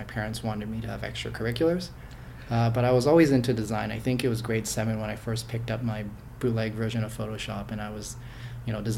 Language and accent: English; Markham, Ontario, Canada; I grew up in Markham, and I was there since I was about 6 years old, 7 years old. So mostly from around here